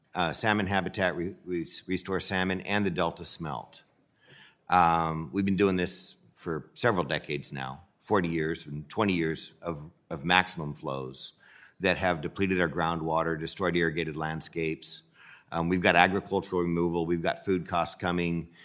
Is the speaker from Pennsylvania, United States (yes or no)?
no; Central Valley, California, United States; I'm from California. It's no secret I'm from the Central Valley